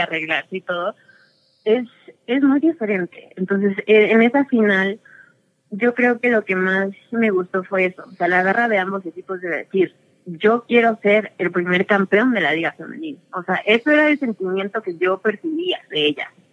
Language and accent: Spanish; Toluca, State of Mexico, Mexico; yo nací aquí en Toluca y aquí vivo desde tengo memoria.